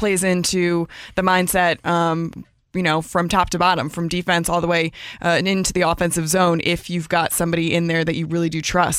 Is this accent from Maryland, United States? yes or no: yes; Rockville, Maryland, United States; I grew up in Rockville, Maryland.